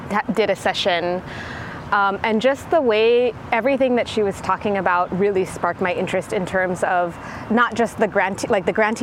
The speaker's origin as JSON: {"language": "English", "area": "Oahu", "region": "Hawaii", "country": "United States", "tie": "born or raised there", "said": "I was born and raised on Oahu"}